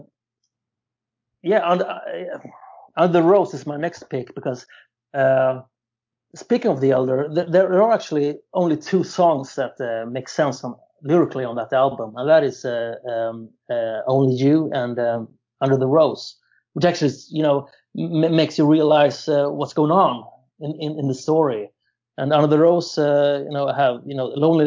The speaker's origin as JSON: {"language": "English", "country": "Sweden", "said": "I'm from Sweden"}